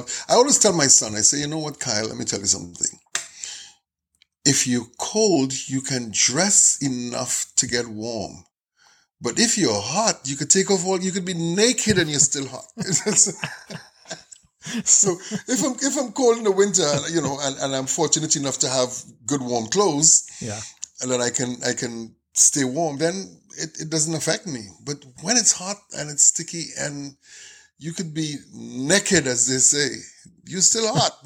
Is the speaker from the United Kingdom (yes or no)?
no; Trinidad & Tobago; also born or lived in Canada; now in United States; Well, I'm Trinidadian Canadian, but I'm here in the U.S.